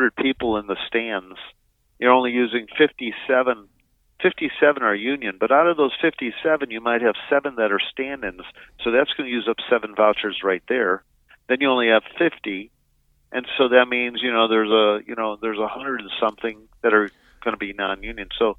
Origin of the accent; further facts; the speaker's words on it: Chicago, Illinois, United States; also born or lived in Indiana; now in Los Angeles, United States; growing up in the Chicago area